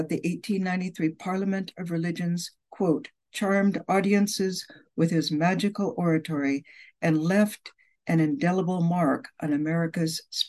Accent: Chicago, Illinois, United States; It's the richness of faiths celebrated by a visitor to my hometown of Chicago more than a century ago

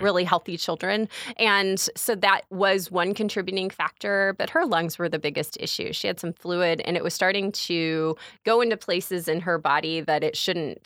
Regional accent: Bourbonnais, Illinois, United States; I was born and raised in Kankakee County

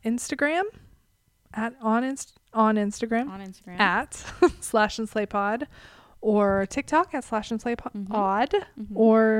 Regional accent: Salem, Massachusetts, United States; Anyway, I grew up in Salem. Yes, the witchy capital of the world.

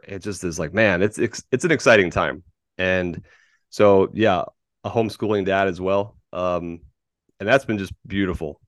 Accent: Tampa, Florida, United States; moved away as an adult; also born or lived in California; I am a Florida man. born and raised in Tampa Bay.

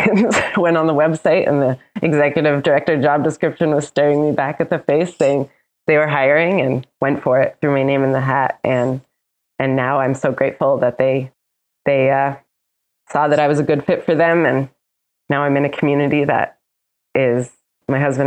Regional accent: Northeast Kingdom, Vermont, United States; also born or lived in Leadville; I'm from the Kingdom

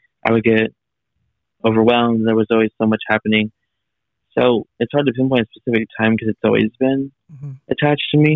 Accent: California, United States; I am recording here from California with you, and I am 24 years old. I've been here my entire life

